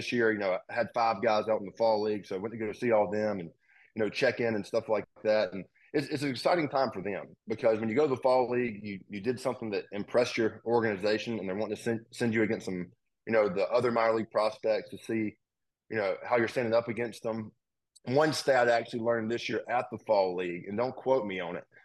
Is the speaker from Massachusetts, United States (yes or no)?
no; Mobile, Alabama, United States; moved away as an adult; now in Nashville, United States; The road I grew up on, the house my mom grew up in is like 2 miles away from it